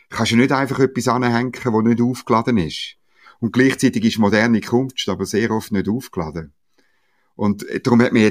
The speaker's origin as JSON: {"language": "German", "region": "Eastern Switzerland", "country": "Switzerland", "said": "Nein, ich bin halt ein richtiger Schweizer, gell? ich frage immer gerne."}